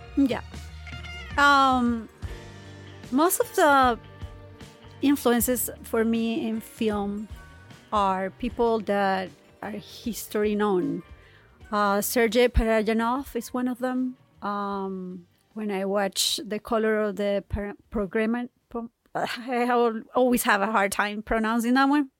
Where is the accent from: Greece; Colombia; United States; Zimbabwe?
Colombia; moved away; I'm from Colombia, so I speak Spanish